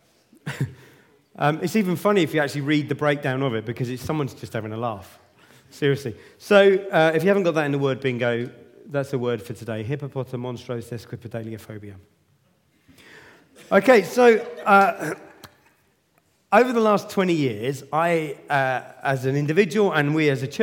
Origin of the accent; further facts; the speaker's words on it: Luton, East of England, United Kingdom; now in Southampton, United Kingdom; Originally, I come from Luton